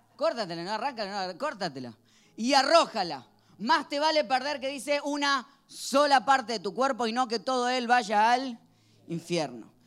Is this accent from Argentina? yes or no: yes; Argentina; Cuando era chiquito en Argentina